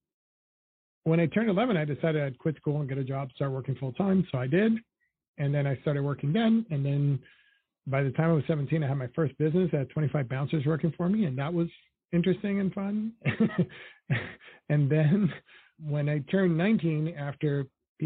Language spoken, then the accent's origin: English; New York City, New York, United States; also born or lived in Dominican Republic; So I grew up in Washington Heights in Harlem.